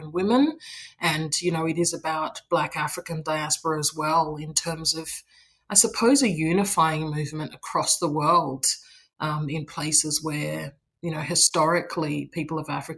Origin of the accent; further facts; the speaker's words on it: Australia; I was born in Australia